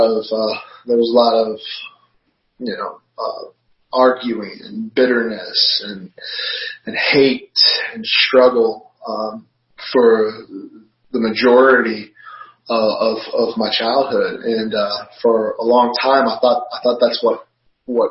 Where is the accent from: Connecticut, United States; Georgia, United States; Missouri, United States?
Georgia, United States; now in Virginia, United States; I'm originally a Georgia boy